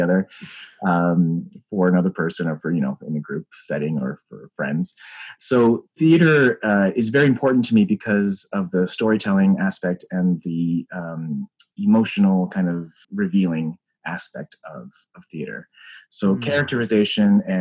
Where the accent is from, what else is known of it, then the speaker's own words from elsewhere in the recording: Aurora, Ontario, Canada; I grew up in Aurora, Ontario